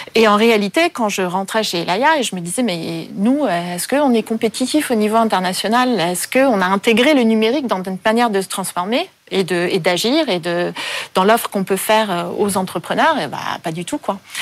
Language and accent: French; Paris, Île-de-France, France; also born or lived in Vancouver; je suis née à Paris, j'ai passé la plupart de mon enfance à Paris